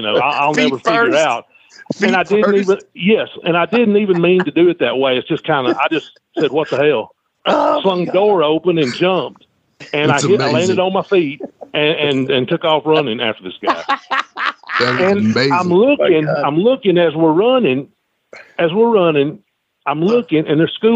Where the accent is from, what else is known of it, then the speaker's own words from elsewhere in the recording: Bowdon, Georgia, United States; When I was growing up in Georgia